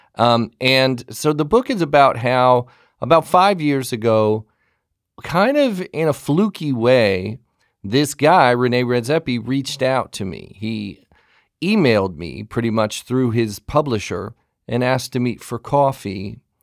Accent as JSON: {"language": "English", "town": "Pasadena", "region": "California", "country": "United States", "tie": "born or raised there", "said": "I'm a California boy myself. I grew up in the Pasadena area"}